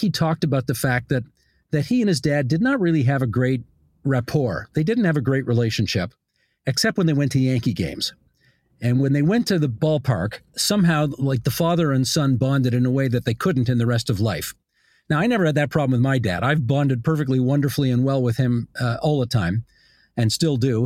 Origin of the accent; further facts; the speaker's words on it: Hamilton, Ontario, Canada; I grew up on the West Mountain in Hamilton